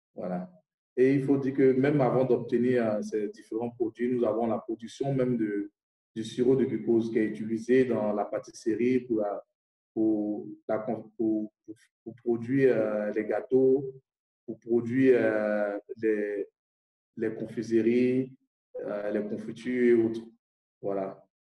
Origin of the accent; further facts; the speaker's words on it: Côte d’Ivoire; Je viens de la Côte d'Ivoire